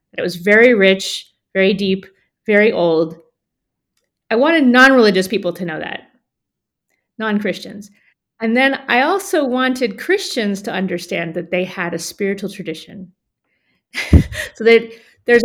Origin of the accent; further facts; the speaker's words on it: United States; I'm American